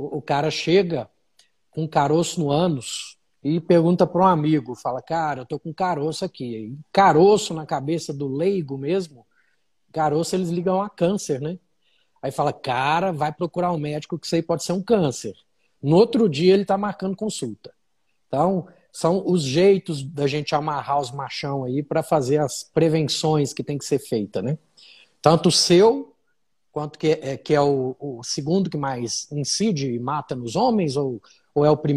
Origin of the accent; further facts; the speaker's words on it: Uberlândia, Minas Gerais, Brazil; now in Brasília, Brazil; sou de Uberlândia, já estou em Brasília há mais de 10 anos.